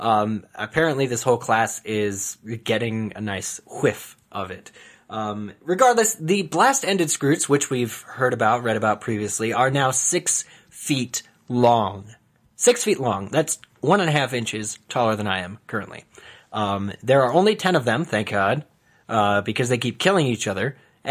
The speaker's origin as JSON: {"language": "English", "region": "East Coast", "country": "United States", "moved": "yes", "said": "sorry, I'm from the East Coast originally. We say waft."}